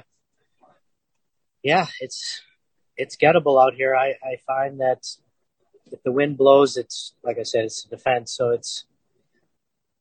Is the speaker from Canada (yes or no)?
yes; Moose Jaw, Saskatchewan, Canada; also born or lived in Moss Bank; I was born in Moose Jaw, grew up on, in, you know, a farm about 20 miles out of Moss Bank